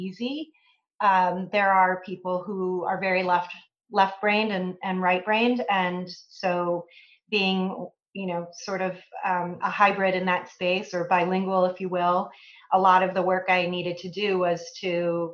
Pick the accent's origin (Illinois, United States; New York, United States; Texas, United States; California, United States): Illinois, United States; also born or lived in Iowa; I grew up in the Midwest. I grew up about 60 miles west of Chicago in a small town